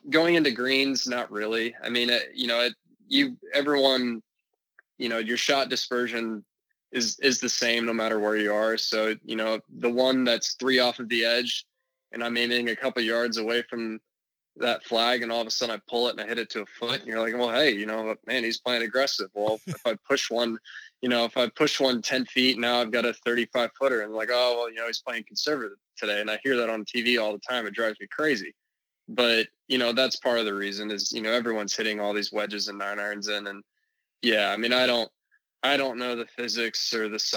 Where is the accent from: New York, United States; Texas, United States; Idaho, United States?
Texas, United States; Dallas; also born or lived in San Francisco, California / Plano, Texas; I'm originally from San Francisco, then moved to Dallas when I was 9